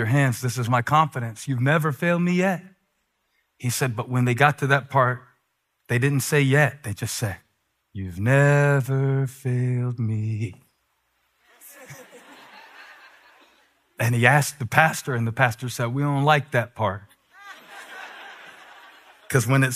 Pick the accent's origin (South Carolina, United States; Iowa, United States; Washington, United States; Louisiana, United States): South Carolina, United States; Moncks Corner; moved away; I grew up in Monk's Corner, South Carolina